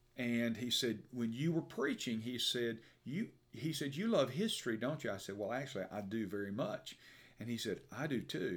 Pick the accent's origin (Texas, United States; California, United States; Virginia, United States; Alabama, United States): Alabama, United States; Birmingham; I'm from Birmingham, uh, and for those who are listening outside of the state, about Birmingham, Alabama.